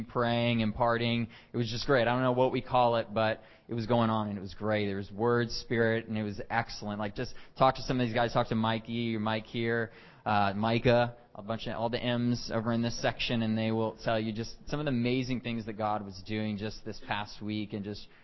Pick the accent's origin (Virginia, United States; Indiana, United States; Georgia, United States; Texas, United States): Texas, United States; moved away as an adult; now in Canada; I'm originally from Texas and have lived in Canada for about 8.5 years now.